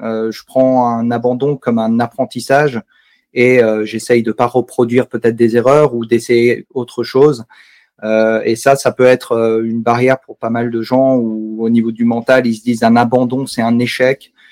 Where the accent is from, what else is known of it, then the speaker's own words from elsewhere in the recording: Savoie, Auvergne-Rhône-Alpes, France; also born or lived in Alsace; now in Mulhouse, France; J'habite euh, en Alsace, euh, juste à côté de Mulhouse, mais j'ai grandi en Savoie